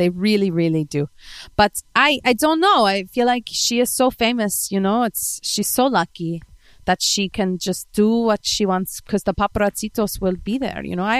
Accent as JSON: {"language": "English", "country": "Spain", "said": "Because I'm from España and I have warm blood."}